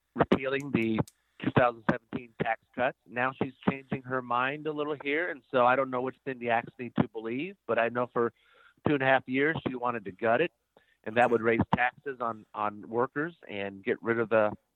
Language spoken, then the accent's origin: English; Van Meter, Iowa, United States; also born or lived in Johnston, Iowa; born and raised in Van Meter